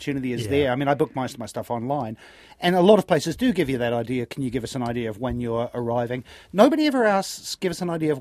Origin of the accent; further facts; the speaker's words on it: Vancouver, British Columbia, Canada; now in New Zealand; I grew up in Vancouver